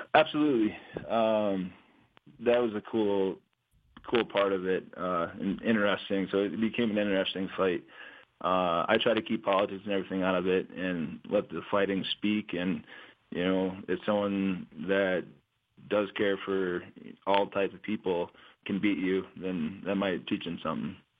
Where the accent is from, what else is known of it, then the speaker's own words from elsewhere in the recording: South Dakota, United States; also born or lived in Albuquerque, New Mexico; I grew up in South Dakota, born and raised there.